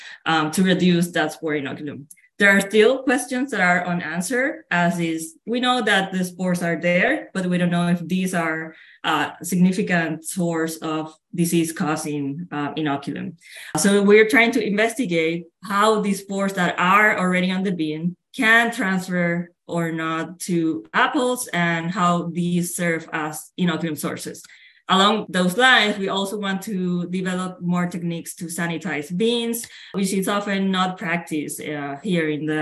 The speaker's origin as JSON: {"language": "English", "country": "Puerto Rico", "tie": "born or raised there", "moved": "as an adult", "said": "I'm originally from Puerto Rico, which is a tropical island in the Caribbean, and I grew up there."}